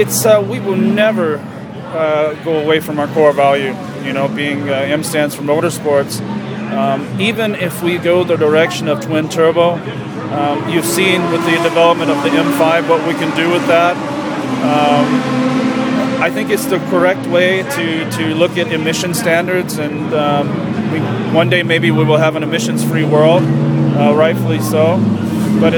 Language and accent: English; United States; moved away; being American myself